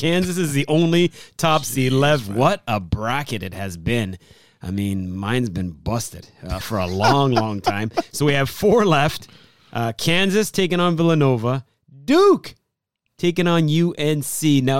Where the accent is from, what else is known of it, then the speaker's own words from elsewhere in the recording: Canada; considering we're all Canadian, regardless of, you know, what backgrounds we have, we all are now part of this great country.